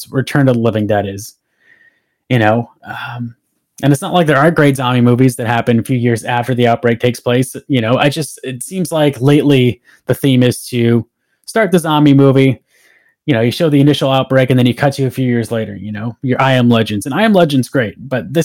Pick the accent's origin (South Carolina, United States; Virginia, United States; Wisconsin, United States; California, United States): California, United States; Southern; I grew up out here in Southern California